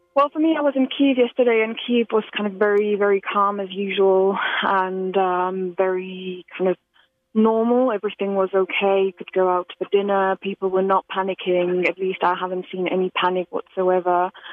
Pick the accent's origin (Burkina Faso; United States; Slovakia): Slovakia; moved away; I'm originally from Slovakia